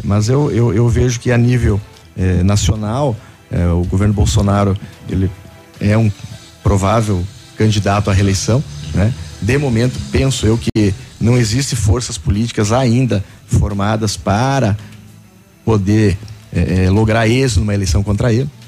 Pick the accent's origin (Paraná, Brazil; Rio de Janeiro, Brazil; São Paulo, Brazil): Paraná, Brazil; Coronel Vivida; Sou natural de Coronel Vivida